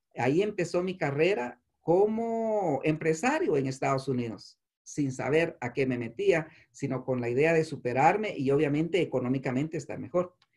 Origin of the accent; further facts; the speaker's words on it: San Juan Comalapa, Chimaltenango, Guatemala; moved away as an adult; also born or lived in Antigua Guatemala / Chiquimula / Esquipulas / Sololá; now in Nevada, United States; Yo crecí, pese a que nací en Chimaltenango, crecí en San Juan Comalapa